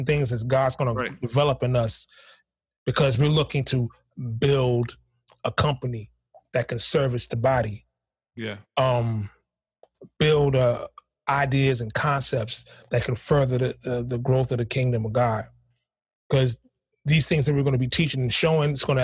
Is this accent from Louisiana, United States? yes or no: no; New York City, New York, United States; I grew up in Harlem